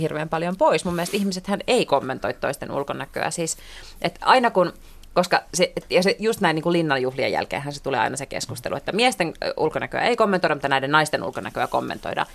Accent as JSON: {"language": "Finnish", "town": "Helsinki", "region": "Uusimaa", "country": "Finland", "said": "mä oon tällainen niin hirveän etuoikeutettu suomenruotsalainen töölöstä"}